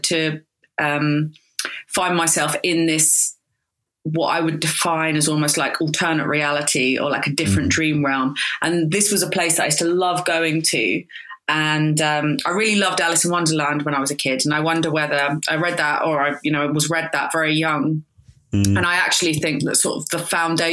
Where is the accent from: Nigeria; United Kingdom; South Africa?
United Kingdom; Croydon, London; I was brought up in Croydon